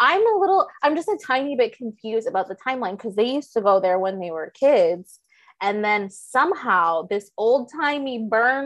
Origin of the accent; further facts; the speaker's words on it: Michigan, United States; I grew up in Michigan